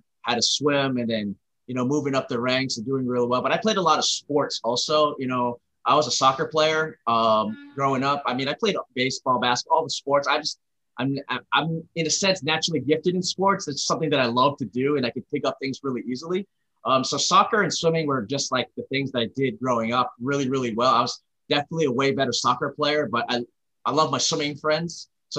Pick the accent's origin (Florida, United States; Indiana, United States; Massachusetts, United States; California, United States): California, United States; Arcadia; born there; also born or lived in Singapore; I happen to be born in Los Angeles, in Arcadia. So my parents worked for ExxonMobil. So I moved all over the world growing up. I lived part of my life in the United States. I lived a little bit in Singapore.